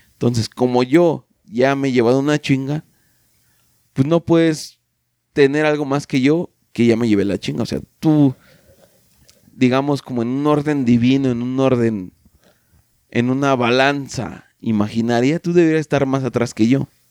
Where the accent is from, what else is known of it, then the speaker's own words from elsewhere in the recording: Mexico; como mexicanos